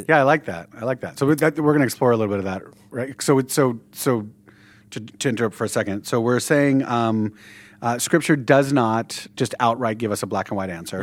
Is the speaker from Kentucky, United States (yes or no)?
no; Southern California, United States; we're from Southern California